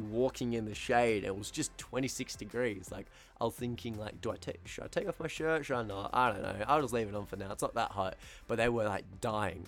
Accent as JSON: {"language": "English", "country": "Australia", "accent": "Australian", "first_language": "English", "said": "my Australian accent can be quite harsh sometimes"}